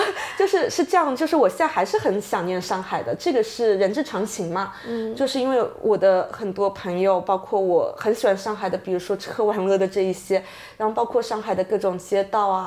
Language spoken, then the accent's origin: Chinese; Shenzhen, Guangdong, China; moved away as an adult; also born or lived in Shanghai / London; now in Vancouver, Canada; 我爸妈是上海人的生二代，对的，所以他们我是在深圳出生长大的